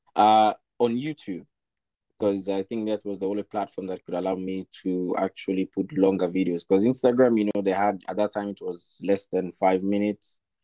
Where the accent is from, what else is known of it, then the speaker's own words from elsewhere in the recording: Sierra Leone; moved away as an adult; now in Nanjing, China; I'm from Sierra Leone, uh, West Africa